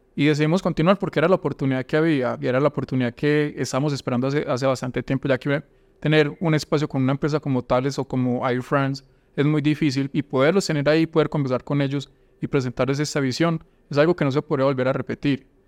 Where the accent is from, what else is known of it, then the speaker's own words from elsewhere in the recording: Valdivia, Antioquia, Colombia; moved away as an adult; also born or lived in Yarumal, Colombia / Urabá, Colombia / Medellín, Colombia; yo no soy de Urabá, yo nací en Yarumal, pero durante mucho tiempo viví en Valdivia